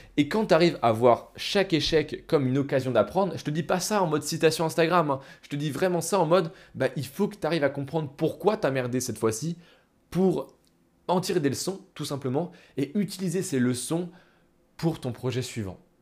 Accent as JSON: {"language": "French", "country": "France", "said": "Nous, en tant que Français, on a été à l'école"}